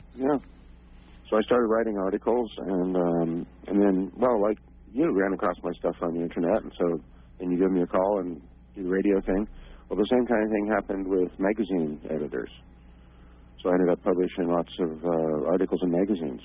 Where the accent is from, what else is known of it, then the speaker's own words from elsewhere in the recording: California, United States; moved away as an adult; now in Ireland; I grew up in California